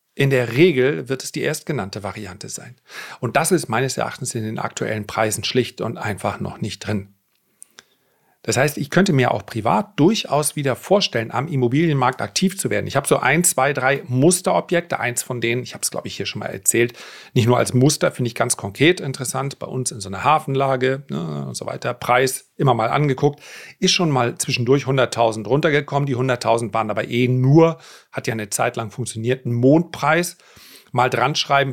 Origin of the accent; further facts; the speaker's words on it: the North, Northern Germany, Germany; wie man bei uns im Norden sagt